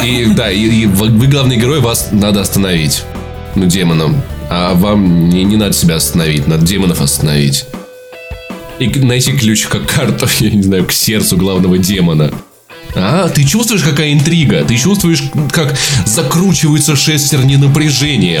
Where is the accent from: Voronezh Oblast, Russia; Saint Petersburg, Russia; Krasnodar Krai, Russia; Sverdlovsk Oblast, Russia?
Voronezh Oblast, Russia; Voronezh; moved away as an adult; now in Moscow, Russia; в моем родном городе, в Воронеже